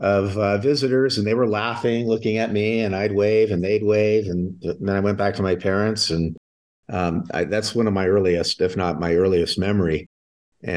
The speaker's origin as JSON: {"language": "English", "region": "Southern California", "country": "United States", "tie": "born or raised there", "said": "growing up in Southern California"}